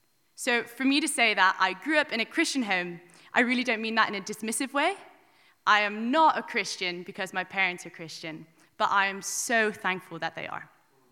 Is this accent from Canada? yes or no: no; Wicklow, Leinster, Ireland; I'm 20 years old and I'm from Wicklow, and I've decided to get baptized today